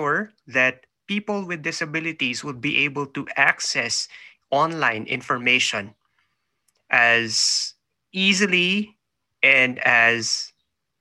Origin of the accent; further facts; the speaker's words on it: Manila, Metro Manila, Philippines; moved away as an adult; now in New Zealand; I was born in the Philippines. I was born in Manila. I'm in New Zealand now, living, working here with my family, but I was born in Manila, so up to a few years ago, I just moved here